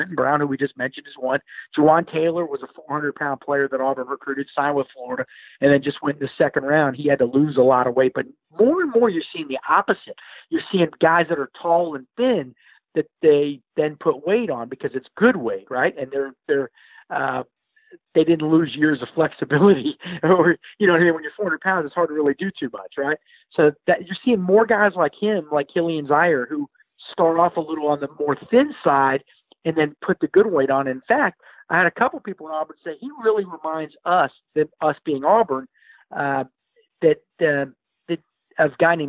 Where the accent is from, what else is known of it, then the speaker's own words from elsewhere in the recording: Germany; having played soccer so many years growing up in Germany